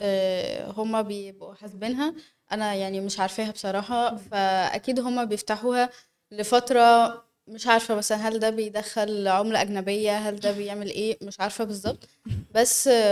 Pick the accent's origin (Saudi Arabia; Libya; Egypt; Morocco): Egypt; إحنا كشعب مصري